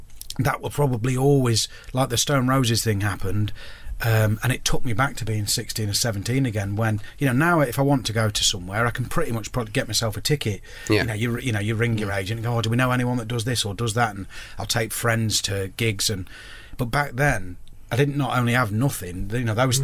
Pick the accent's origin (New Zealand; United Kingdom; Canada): United Kingdom; Uttoxeter, West Midlands; There was something about the spirit of growing up in Uttoxeter at that time